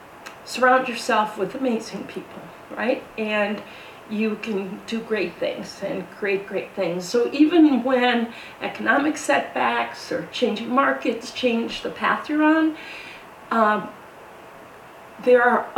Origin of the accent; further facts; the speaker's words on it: Wisconsin, United States; moved away as an adult; I grew up in Wisconsin, big family. I have five siblings, and I love saying I'm from the Midwest